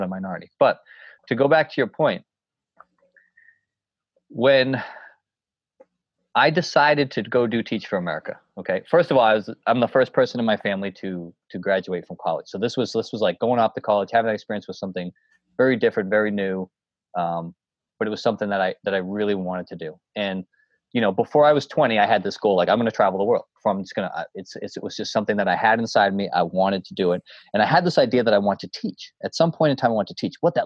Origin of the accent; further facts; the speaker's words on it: North Shore of Massachusetts, United States; also born or lived in Boston / New Hampshire; I grew up in the North Shore of Massachusetts, and then I went to school up in New Hampshire.